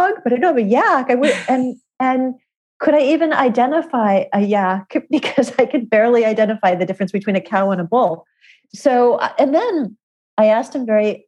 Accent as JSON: {"language": "English", "region": "California", "country": "United States", "tie": "born or raised there", "moved": "yes", "said": "Originally growing up in California"}